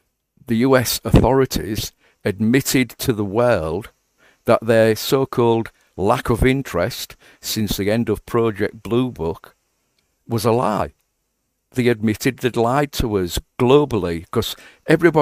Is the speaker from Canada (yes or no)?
no; England, United Kingdom; I'm speaking as an Englishman